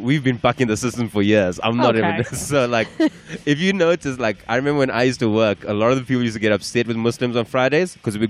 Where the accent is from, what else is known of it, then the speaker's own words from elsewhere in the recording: Durban, KwaZulu-Natal, South Africa; I grew up in Durban, right?